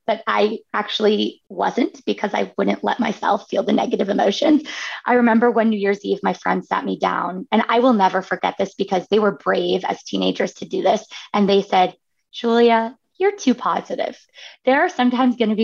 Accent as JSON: {"language": "English", "region": "Northern California", "country": "United States", "tie": "born or raised there", "said": "I grew up in Northern California where there's like stunning views of San Francisco"}